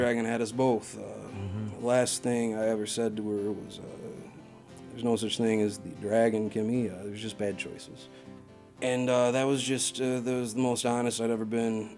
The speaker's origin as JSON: {"language": "English", "region": "Massachusetts", "country": "United States", "tie": "born or raised there", "said": "house I grew up in out in Achusetts"}